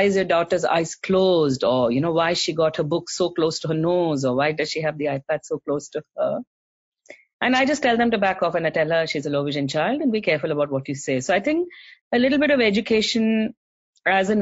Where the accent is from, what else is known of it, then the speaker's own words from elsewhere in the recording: South India, India; now in Australia; So we are from South India. We speak Tamil at home.